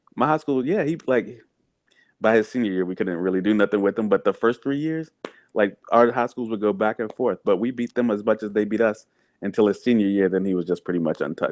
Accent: the South, United States; I grew up in the South on sweet tea

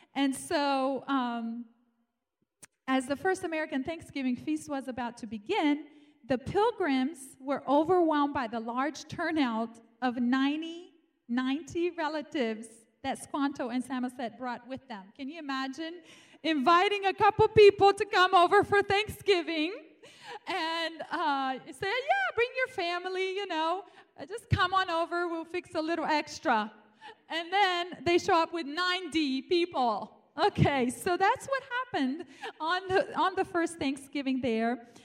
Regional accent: Romania; moved away as an adult; now in United States; I was born in Romania and grew up there for 18 years, um, I came here to America

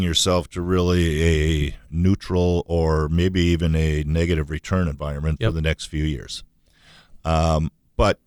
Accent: Minnesota, United States; we're from Minnesota, and lacrosse isn't something that we really grew up

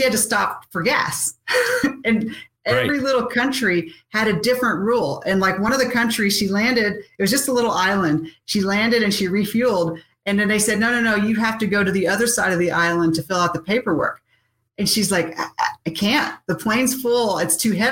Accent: United States; as an American

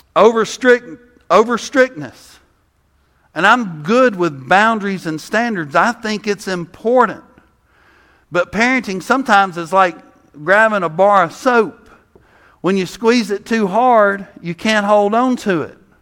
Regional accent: South Mississippi, United States; I'm from South Mississippi, so I like flavor, you know? I grew up next to Louisiana.

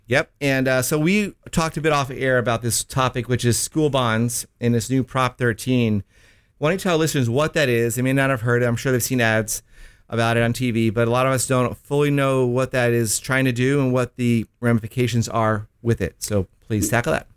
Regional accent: Miami, Florida, United States; I am from Miami

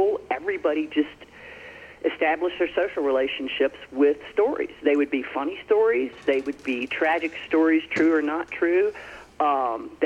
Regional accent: Franklin County, Southwest Virginia, United States; I grew up in Southwest Virginia on a farm in Franklin County

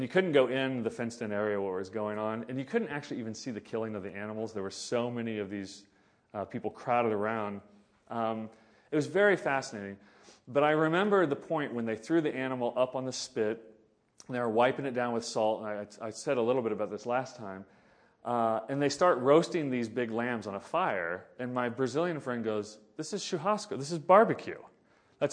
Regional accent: Oklahoma, United States; I grew up in Oklahoma in the 1980s, 70s and 80s

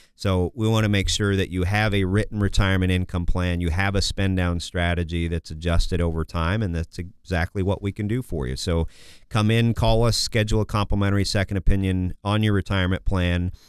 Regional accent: Kansas, United States; also born or lived in Massachusetts; now in Minnesota, United States; I was born in Massachusetts, grew up in Kansas

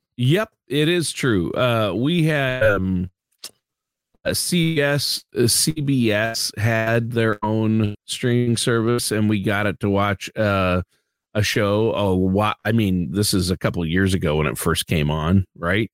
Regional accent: Minnesota, United States; I'm from Minnesota

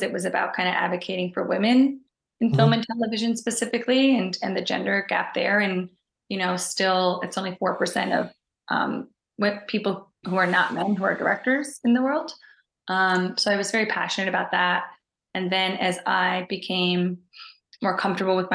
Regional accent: Newfoundland and Labrador, Canada; moved away as an adult; also born or lived in Halifax, Nova Scotia; now in Toronto, Canada; I'm originally from Newfoundland, Canada

